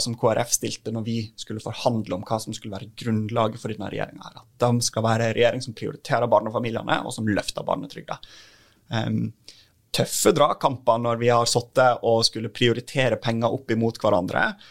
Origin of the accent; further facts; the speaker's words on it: Norway; Jeg kommer fra en typisk distriktskommune der vi trenger at flere har lyst til å bo og bygge